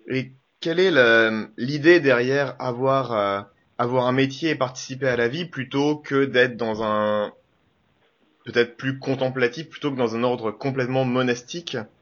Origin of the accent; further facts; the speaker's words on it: Normandy, France; also born or lived in French Algeria (pied-noir); Je suis normand, je suis pied-noir. Je suis français